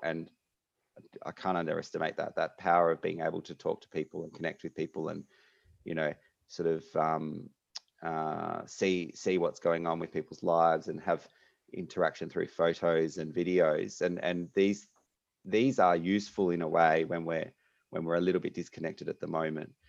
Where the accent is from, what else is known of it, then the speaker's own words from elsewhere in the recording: Melbourne, Victoria, Australia; moved away as an adult; now in Perth, Australia; I am from Melbourne originally, uh, and then happened to get into medical school over here in Western Australia